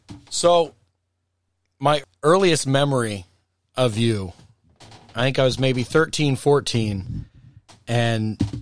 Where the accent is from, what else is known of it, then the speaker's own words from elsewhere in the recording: Woodbury, Vermont, United States; I grew up in Woodbury, and there wasn't a ton in the sports realm for us to do there.